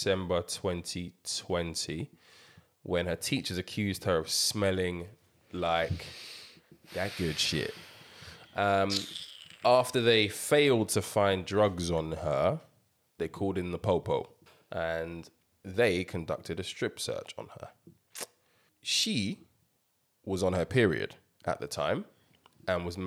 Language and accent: English; Nigeria; we're all Nigerian